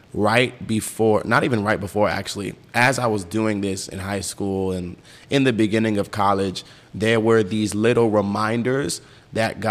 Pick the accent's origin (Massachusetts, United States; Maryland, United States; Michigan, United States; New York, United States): New York, United States; New York City; I'm from New York